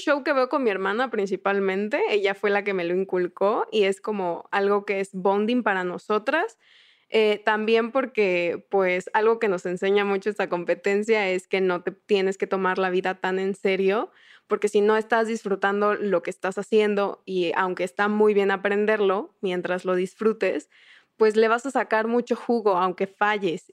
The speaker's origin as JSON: {"language": "Spanish", "region": "southern Mexico", "country": "Mexico", "said": "Yo soy del sur de México"}